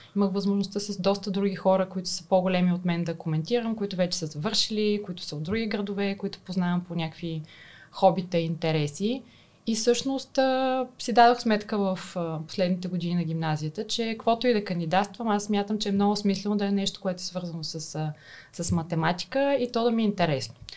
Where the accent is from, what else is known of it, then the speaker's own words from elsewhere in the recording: Burgas, Burgas Province, Bulgaria; аз съм от Бургас, завършила съм математическата